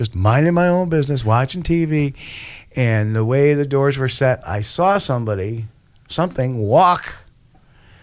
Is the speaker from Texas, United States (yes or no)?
no; Troy, New York, United States; also born or lived in New Jersey; we moved from New Jersey in 1972 up to Troy. And the house that I moved into was built in the 1860s